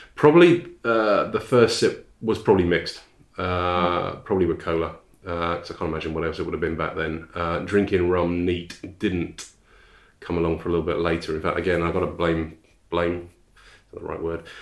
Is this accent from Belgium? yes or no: no; High Wycombe, South East England, United Kingdom; born or raised there; also born or lived in Ashford, Kent / Hollingbourne, Kent